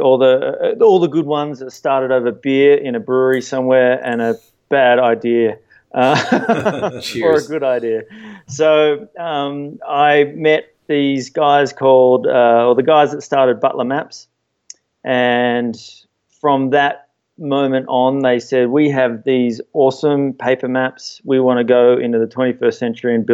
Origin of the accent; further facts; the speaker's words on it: Sydney, New South Wales, Australia; now in Eagle, United States; Growing up in Sydney and being a surfer